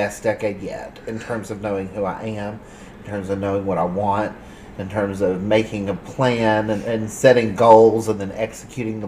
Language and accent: English; Southern Appalachia, United States; growing up in Southern Appalachia